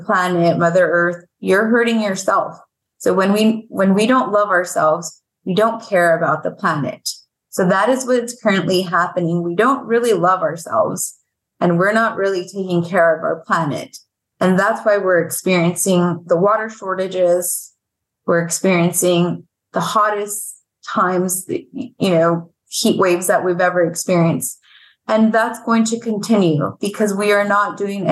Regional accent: Veracruz, Mexico; now in Arizona, United States; My grandmother is, you know, 100% indigenous woman of Veracruz, which is where I'm from

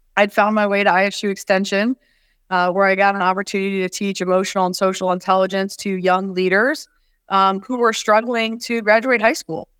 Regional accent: West Branch, Iowa, United States; I grew up in West Branch, Iowa.

